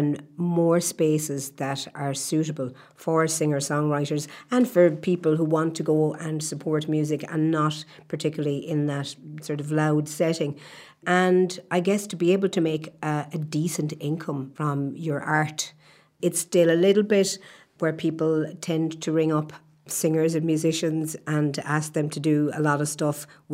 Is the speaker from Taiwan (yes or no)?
no; Lough Corrib, Connacht, Ireland; I'm from Lough Corrib